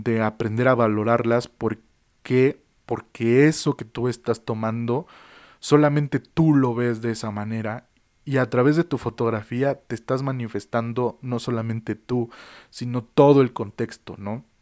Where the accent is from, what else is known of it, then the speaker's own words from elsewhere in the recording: Mexico; also born or lived in Mexico City; vivo en la Ciudad de México, de que soy mexicano